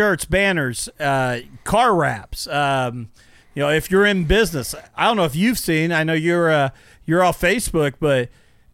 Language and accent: English; North Vernon, Indiana, United States; we're from the North Vernon area